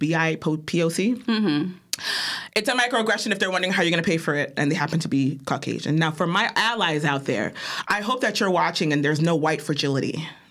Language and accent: English; New York, United States; It's giving. I'm from New York.